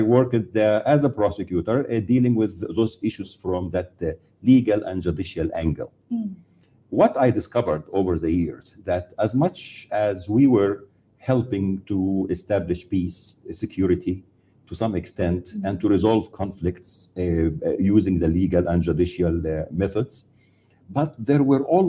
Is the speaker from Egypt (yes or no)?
yes; Egypt; moved away as an adult; back from where I grew up in Egypt.